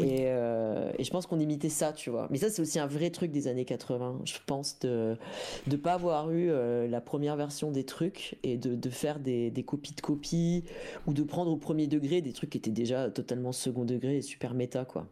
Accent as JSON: {"language": "French", "town": "Dole", "region": "Bourgogne-Franche-Comté", "country": "France", "tie": "born or raised there", "moved": "yes", "said": "j'ai grandi dans le Jura, tu vois, à Dole"}